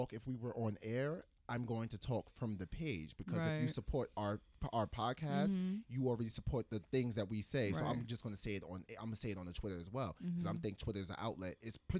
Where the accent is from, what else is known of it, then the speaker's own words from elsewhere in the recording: the South, United States; moved away; also born or lived in New York; I also kind of grew up in the South